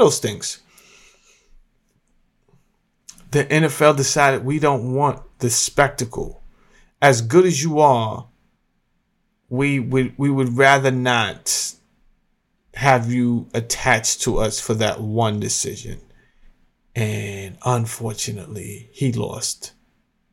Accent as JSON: {"language": "English", "town": "Mount Vernon", "region": "New York", "country": "United States", "moved": "yes", "said": "I'm from Mount Vernon, New York"}